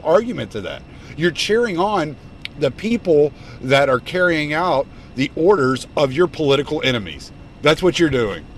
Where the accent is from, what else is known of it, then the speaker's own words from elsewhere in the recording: the South, United States; I'm from the South, so I'm related to so many of these people.